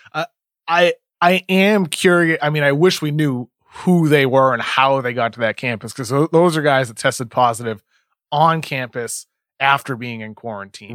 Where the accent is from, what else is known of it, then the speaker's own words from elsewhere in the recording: Brockton, Massachusetts, United States; I grew up in Brockton